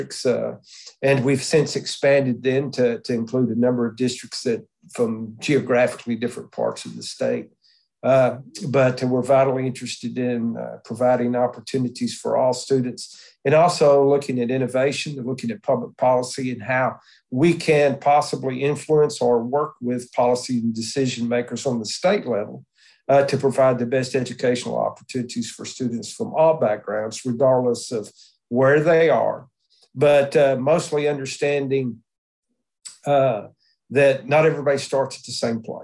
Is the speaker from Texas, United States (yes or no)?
yes; South Texas, United States; moved away; also born or lived in Dallas-Fort Worth, Texas / Lubbock, Texas / Pittsburg, Texas; I was born down in South Texas and had a lot of family there